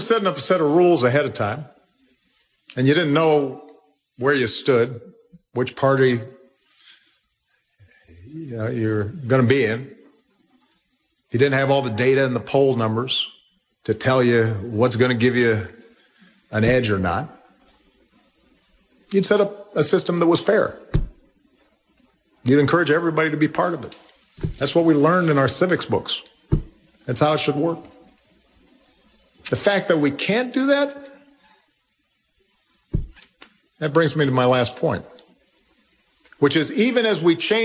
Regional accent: Illinois, United States; my home state

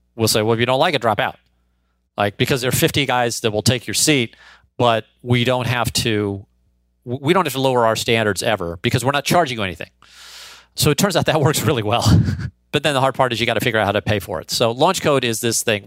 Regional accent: St. Louis, Missouri, United States; born or raised there

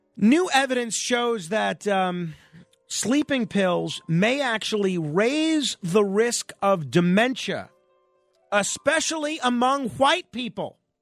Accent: New York City, New York, United States; when I was growing up in Manhattan

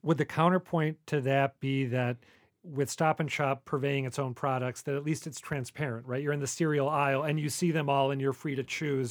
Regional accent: Minnesota, United States; Minnesota, which, as some listeners will know, is my home state

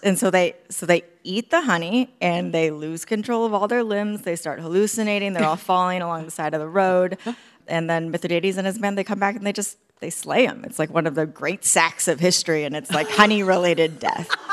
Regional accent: Eugene, Oregon, United States; also born or lived in Hawaii; I was born in Hawaii, moved to Eugene, Oregon when I was seven.

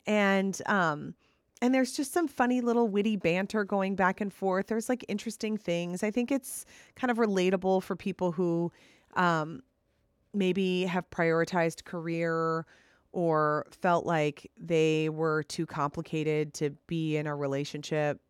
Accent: Minnesota, United States; I live in Minnesota, I grew up in Minnesota

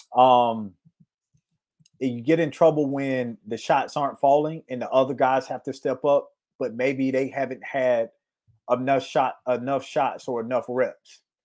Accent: Florida, United States; moved away; I'm from Florida

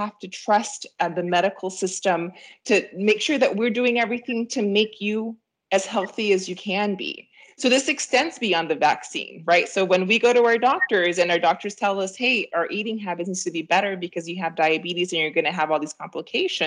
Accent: Peru; now in United States; I'm an immigrant myself, I'm from Peru.

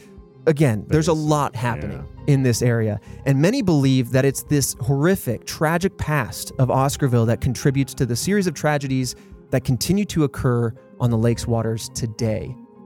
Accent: Indianapolis, Indiana, United States; I grew up in Indianapolis

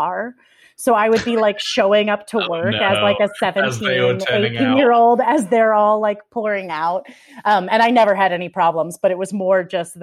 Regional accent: Kansas, United States; born or raised there

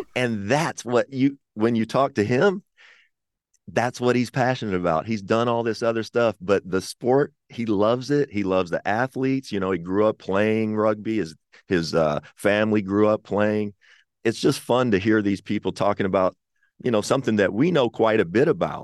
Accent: Kentucky, United States; I'm from Kentucky

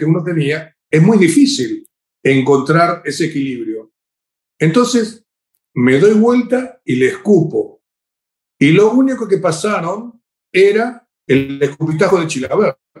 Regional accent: Paraguay; En mi país, acá en Paraguay

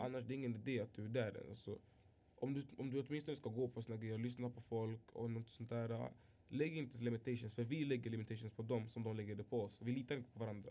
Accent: Alby, Stockholm County, Sweden; also born or lived in Tumba; vi är uppväxta i Arby, uppväxta i Arby

